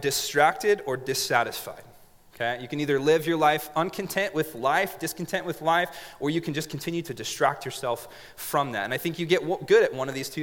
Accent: Montague, California, United States; also born or lived in Grenada, California; In a little city, not a city, a little town called Montague, California

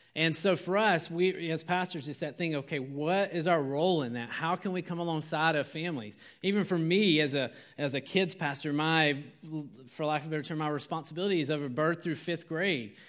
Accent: Georgia, United States; moved away; I am from Georgia

